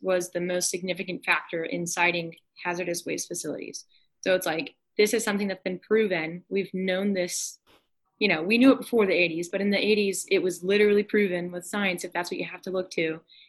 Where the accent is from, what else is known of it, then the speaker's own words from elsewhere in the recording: North Carolina, United States; I'm from North Carolina